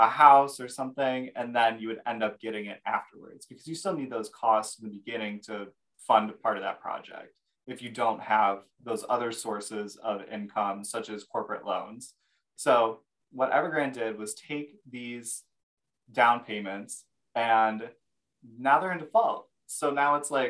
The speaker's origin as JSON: {"language": "English", "region": "Michigan", "country": "United States", "said": "me and Erica, we're both from Michigan"}